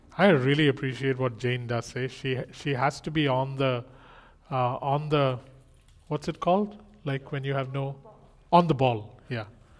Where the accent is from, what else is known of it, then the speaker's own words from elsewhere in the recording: India; moved away; I'm Indian